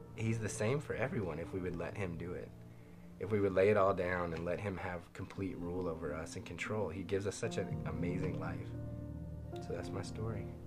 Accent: Las Vegas, Nevada, United States; I grew up in Las Vegas

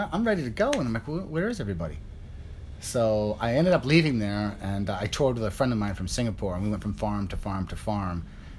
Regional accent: upstate New York, United States; moved away as an adult; also born or lived in Pai, Thailand; now in Thailand; Originally, I grew up outside of New York, in what they call upstate New York. And we had 14 acres.

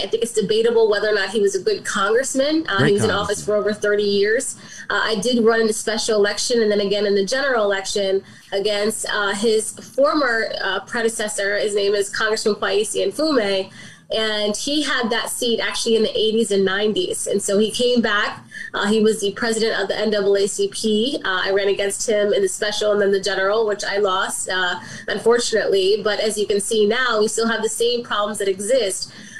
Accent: Southern Maryland, United States; now in Baltimore, United States; I grew up in Southern Maryland. I moved to Baltimore about 10, 11 years ago.

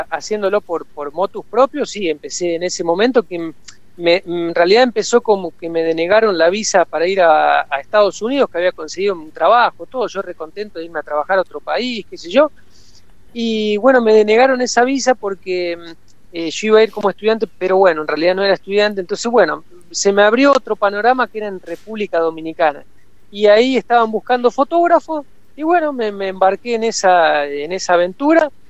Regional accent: Córdoba, Argentina; also born or lived in Santa Fe Province; soy oriundo del canal, y mi, en realidad en realidad mi padre viene de Rufino, que estás en Santa Fe, así que bueno, se puede decir que soy mitad santafesino, mitad cordobés

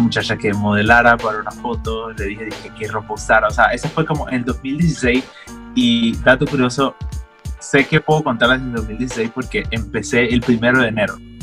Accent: Panamá Oeste, Panama; yo me crié en Panamá Oeste todo el tiempo

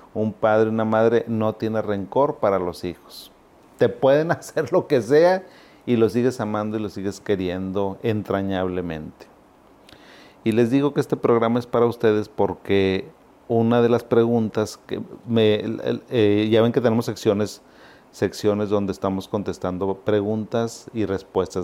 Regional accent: Monterrey, Nuevo León, Mexico; also born or lived in Zacatecas, Mexico; yo no soy regio. Bueno, soy regio porque pues ya soy de aquí toda la vida, pero yo llegué a Monterrey a los 7, 8 años. Yo soy zacatecano

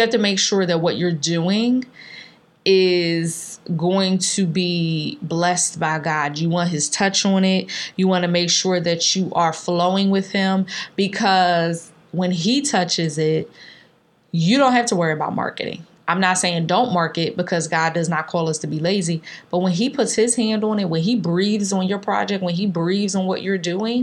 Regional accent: Philadelphia, Pennsylvania, United States; growing up in North Philly

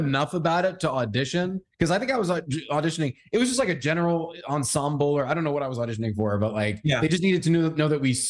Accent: Massachusetts, United States; I grew up in Massachusetts.

